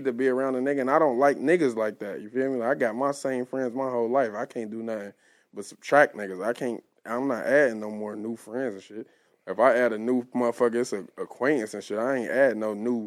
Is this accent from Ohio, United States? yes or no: yes; Cincinnati, Ohio, United States; I'm from Westwood. I'm from Harrison Avenue